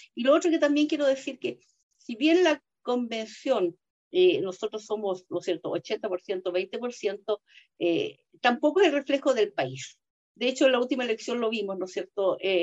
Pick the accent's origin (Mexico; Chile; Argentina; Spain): Chile; mi país